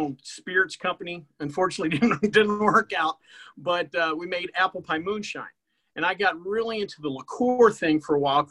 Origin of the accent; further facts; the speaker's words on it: Dallas, Texas, United States; I'm from the Dallas area